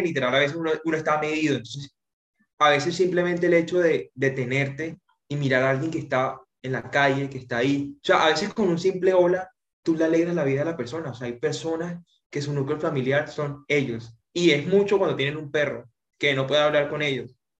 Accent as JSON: {"language": "Spanish", "town": "Socorro", "region": "Santander", "country": "Colombia", "moved": "yes", "lives_now": "Santa Marta, Colombia", "said": "En realidad soy de Santander, eh, cerca de Bucaramanga, un pueblo, Socorro, Santander, pero mis papás eh, nos radicamos acá en Santa Marta"}